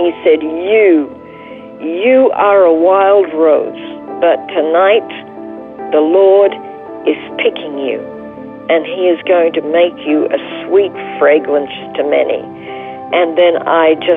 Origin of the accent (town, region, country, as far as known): Toowoomba, Queensland, Australia; born or raised there; moved away as an adult; also born or lived in Brisbane; now in Jerusalem, Israel